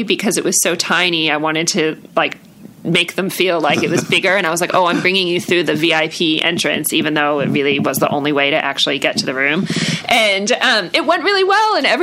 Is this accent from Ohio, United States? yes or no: no; New York, United States; now in Sydney, Australia; I'm also from New York